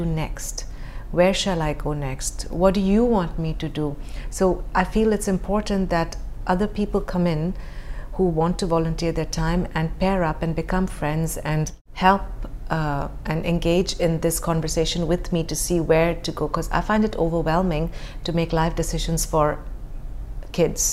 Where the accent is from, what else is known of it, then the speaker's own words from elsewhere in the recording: Dubai, United Arab Emirates; growing up in Dubai, we were very sheltered and very protected